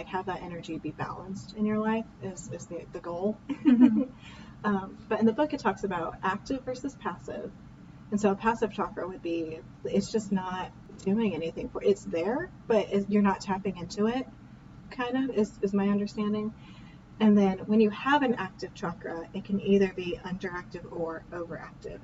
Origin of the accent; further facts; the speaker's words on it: Indiana, United States; We're from Indiana